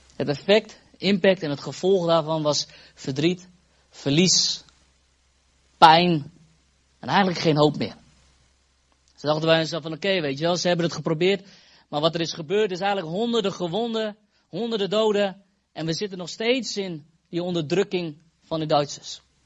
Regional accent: Netherlands; now in Epen, Netherlands; Ik kom uit Fase, oorspronkelijk. We wonen nu in Epen

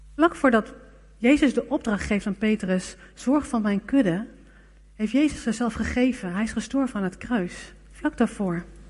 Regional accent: Netherlands

